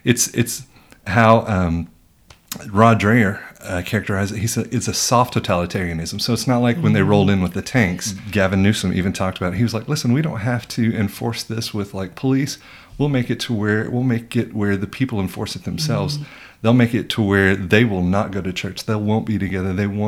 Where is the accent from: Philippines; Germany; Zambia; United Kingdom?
Germany; So my parents are missionaries. I grew up in Germany.